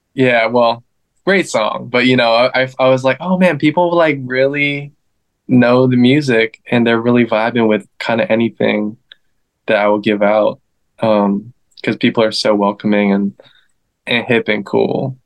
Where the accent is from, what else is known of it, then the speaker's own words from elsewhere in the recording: Northern Virginia, United States; now in Los Angeles, United States; I'm originally from DC, the DMV, Northern Virginia, to be more specific.